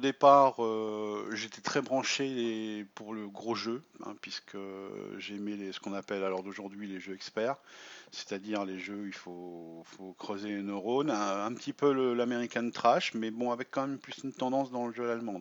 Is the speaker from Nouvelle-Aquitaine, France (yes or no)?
no; Ch'ti, Hauts-de-France, France; moved away as an adult; now in Marne, France; je suis ch'ti d'origine